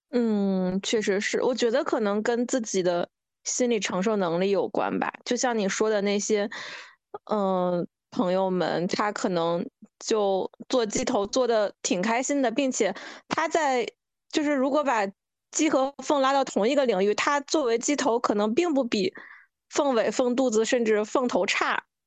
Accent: northern China, China; moved away as an adult; also born or lived in Guangzhou; 我本科是在广州嘛，我是一个北方人

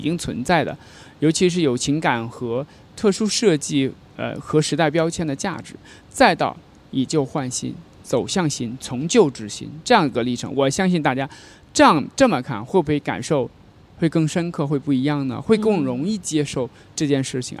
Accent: China; 我们中国人

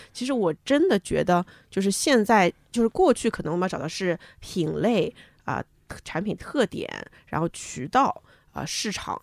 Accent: China; 我们中国人

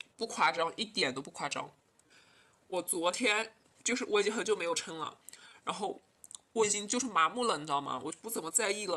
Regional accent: Hunan, China; 我们湖南这边做菜就比较油，就比较咸，都是重口的

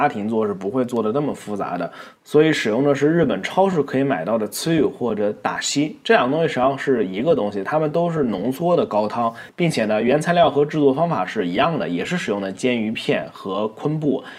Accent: Nantong, Jiangsu, China; 然后呢，很多朋友会问我是哪里人，实际上我是江苏南通人。那我口音已经完全没有南方的感觉了

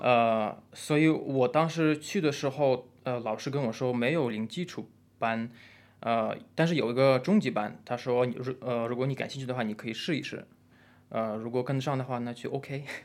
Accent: Russia; Chinese is a second language; moved away as an adult; also born or lived in Shenzhen, China; now in China; 我出生和长大都是在比较冷的一个地方，冷的地方

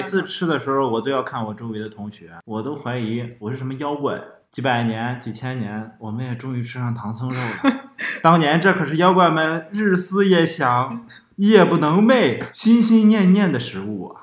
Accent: Henan, China; 我们家乡那边儿的刀削面确实是不一样

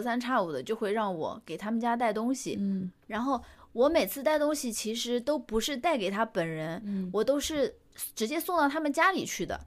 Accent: Chengdu, Sichuan, China; moved away; 我当时在成都工作嘛

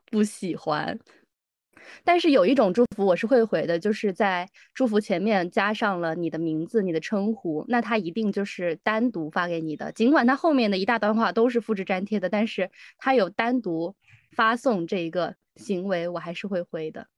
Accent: Hunan, China; moved away; 我家乡那边的美食

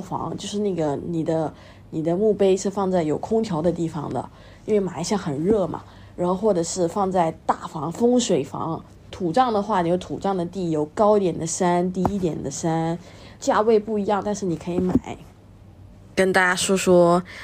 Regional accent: Malaysia; 我是一个辩论员，我是马来西亚人，祖籍是福建，而我妈呢是个客家人

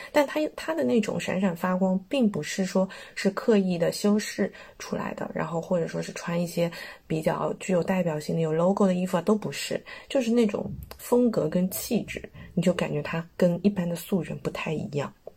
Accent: China; 我们是中国来的

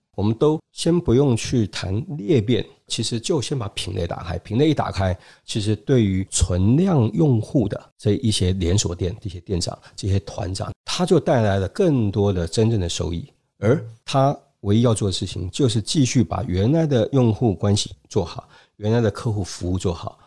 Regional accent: China; 因为我们中国人特别喜欢社群

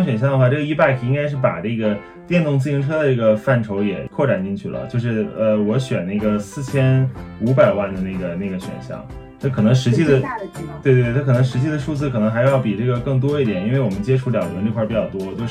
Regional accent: China; 就是可能我们用站在我们中国人的这个环境和视角里面，自己去想出来，大家海外人需要的是什么。

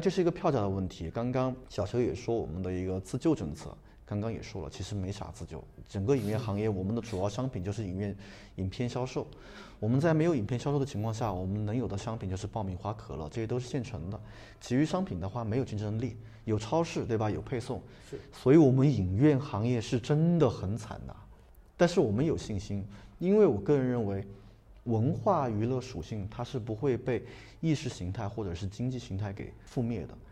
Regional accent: China; 我们中国人的自豪

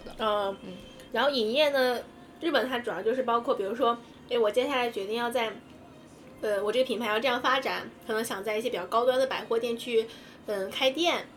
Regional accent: China; moved away as an adult; also born or lived in Japan; 我们中国人

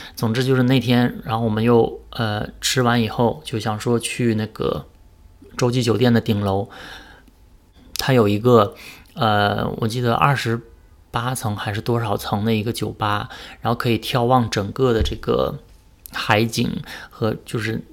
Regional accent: Northeast China, China; 我是东北人嘛，所以我对北方人的穿着都很有这个概念

